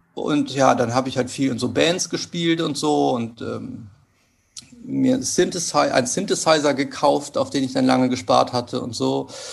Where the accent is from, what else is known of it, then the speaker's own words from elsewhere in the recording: Cologne, North Rhine-Westphalia, Germany; moved away as an adult; also born or lived in Hanover / Hamburg; Ich bin in, äh, im Vorort von Köln aufgewachsen